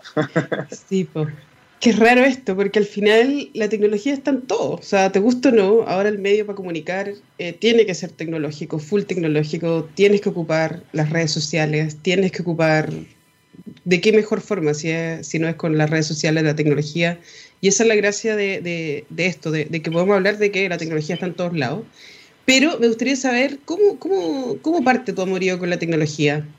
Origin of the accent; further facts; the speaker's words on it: Chile; ciudadanos chilenos